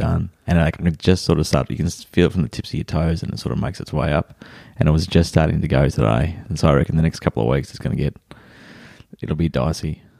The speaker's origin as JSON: {"language": "English", "town": "Melbourne", "region": "Victoria", "country": "Australia", "tie": "born or raised there", "also_born_or_lived": "Albury / Canberra", "lives_now": "Torquay, Australia", "said": "I grew up in Ivanhoe in Melbourne, so in the sort of eastern suburbs of Melbourne"}